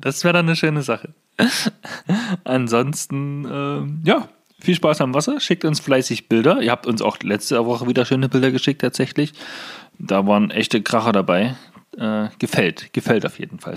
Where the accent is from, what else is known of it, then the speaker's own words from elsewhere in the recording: Germany; bei uns in Deutschland